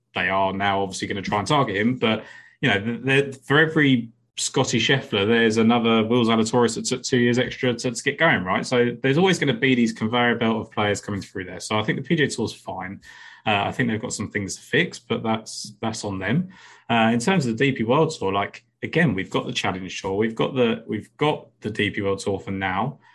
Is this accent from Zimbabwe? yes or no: no; England, United Kingdom; I'm English.